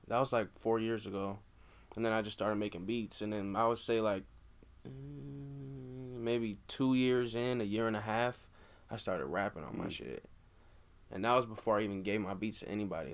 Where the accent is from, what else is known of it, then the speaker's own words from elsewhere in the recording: Des Moines, Iowa, United States; we're from Des Moines